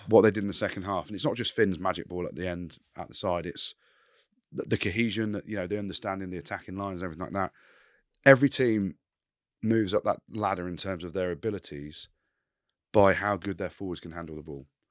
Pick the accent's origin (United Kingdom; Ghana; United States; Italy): United Kingdom; England; I'm English in Scotland